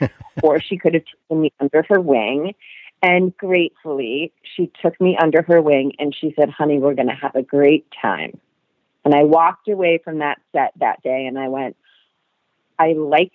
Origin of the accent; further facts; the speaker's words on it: Augusta, Maine, United States; moved away as an adult; also born or lived in New York; I grew up in Augusta, Maine